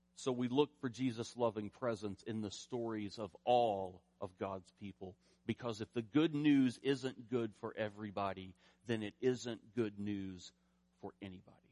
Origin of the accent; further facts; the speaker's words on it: rural eastern Kentucky, United States; moved away; I grew up in the Southern Baptist Church in rural eastern Kentucky